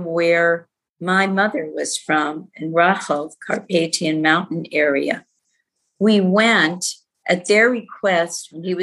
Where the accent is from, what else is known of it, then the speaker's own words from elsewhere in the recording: Gardner, Massachusetts, United States; also born or lived in Prague, Czechoslovakia; we came to this country, immigrated, and then we finally settled in Gardner, Massachusetts, a small town up north near not too far from New Hampshire